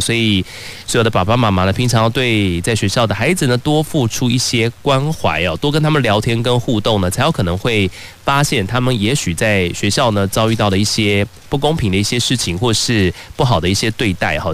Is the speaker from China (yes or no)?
no; Taiwan; 我们台湾人